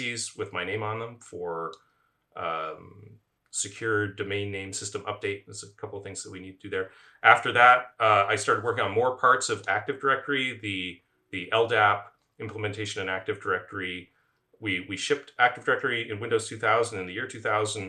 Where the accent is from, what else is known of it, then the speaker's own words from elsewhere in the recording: Ottawa, Ontario, Canada; also born or lived in Waterloo, Canada; I'm originally from Ottawa, Canada